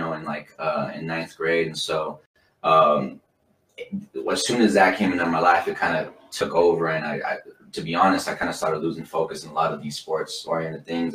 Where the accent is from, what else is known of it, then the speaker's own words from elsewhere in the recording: Salt Lake City, Utah, United States; I'm from Salt Lake City, this beautiful city that, you know, we grew up